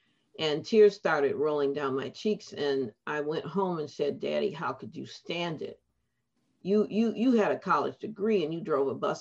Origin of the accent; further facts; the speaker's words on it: Detroit, Michigan, United States; I grew up in Detroit.